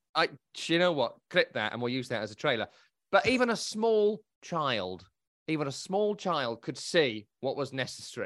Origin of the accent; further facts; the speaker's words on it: England, United Kingdom; I'm English